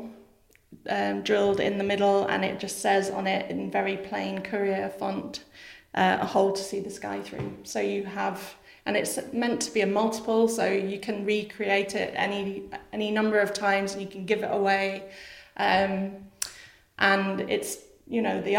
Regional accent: Edinburgh, Scotland, United Kingdom; I was born in Edinburgh

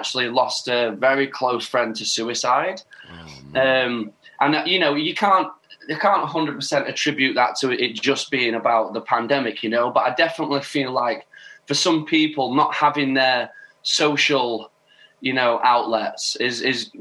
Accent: Doncaster, Yorkshire and the Humber, United Kingdom; my hometown, Doncaster

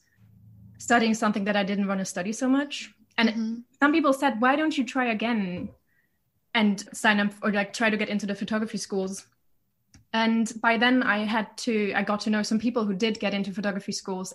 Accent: Germany; originally I'm from Germany, like a smaller city

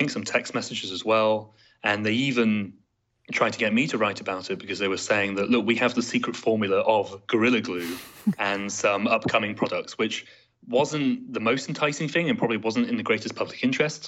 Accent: United Kingdom; as a Brit

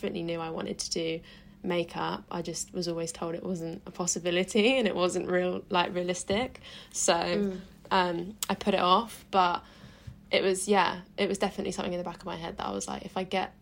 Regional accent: Suffolk, East of England, United Kingdom; moved away; also born or lived in Bournemouth; sixth form in my hometown in Suffolk

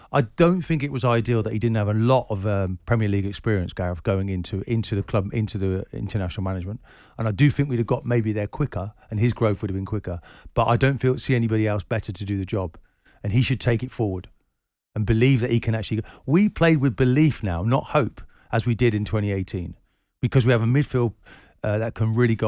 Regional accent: Scotland, United Kingdom; as a Scotsman, you give your eye teeth to achieve what we achieved in the World Cup.

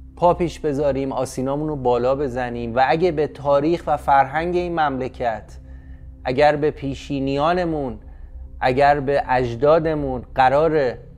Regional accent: Tehran, Tehran Province, Iran; که در ایران متولد شدم در تهران 35 سال زندگی کردم

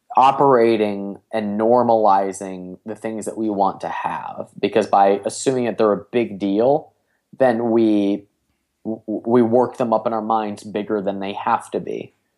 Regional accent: Cleveland, Ohio, United States; I'm from Cleveland, Ohio

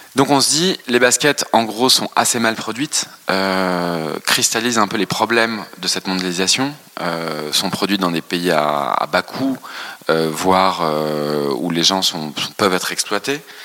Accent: France; on a grandi en France, bien sûr, on, a des racines ici

